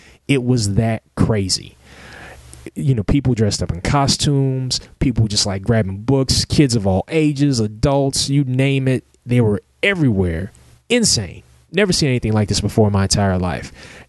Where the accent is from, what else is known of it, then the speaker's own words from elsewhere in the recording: Lexington, Kentucky, United States; We started off earlier this year at the Lexington Comic Con in my hometown.